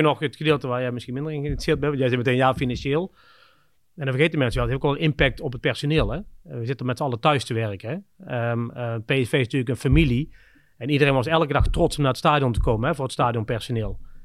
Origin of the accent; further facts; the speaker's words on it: the Kempen, North Brabant, Netherlands; moved away as an adult; also born or lived in Scandinavia / Budapest / Shanghai / Singapore; een dorp hier in, waar ik vandaan kom in de Kempen